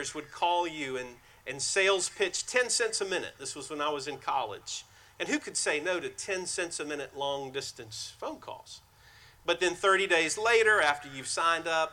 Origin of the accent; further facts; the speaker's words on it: White Oak, South Carolina, United States; I grew up in White Oak, South Carolina, a small community.